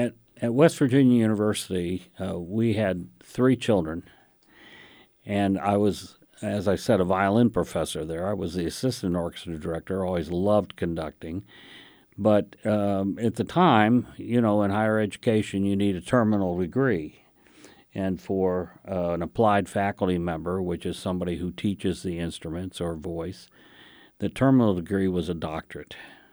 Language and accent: English; India; born there; Well, I was a child of missionaries to India, so I was born in India